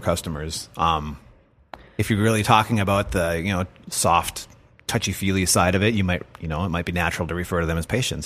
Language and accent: English; United States; us as American citizens